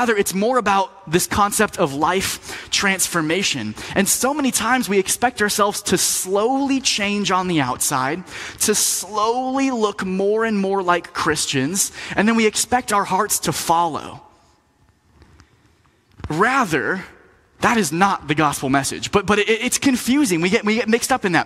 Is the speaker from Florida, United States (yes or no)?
yes; Florida, United States; moved away as an adult; also born or lived in Tampa, Florida / Lynchburg, Virginia; now in North Carolina, United States; I grew up in Florida, so I'm used to warm weather